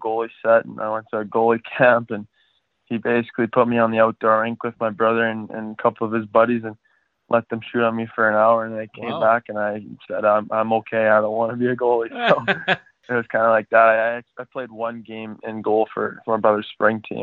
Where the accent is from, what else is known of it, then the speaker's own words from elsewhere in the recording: Fort Saskatchewan, Alberta, Canada; we had an acreage just outside of Fort Saskatchewan when I was like 2 years old